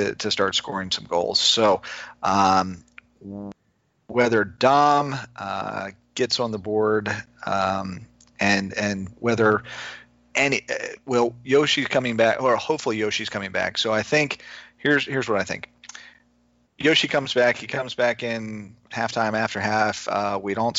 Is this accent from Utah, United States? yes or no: no; Maryland, United States; moved away; I'm from Maryland originally